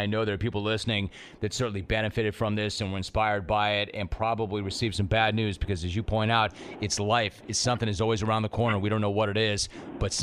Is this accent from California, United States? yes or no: yes; Southern California, United States; also born or lived in San Fernando Valley / Corona del Mar; I was born and raised in Southern California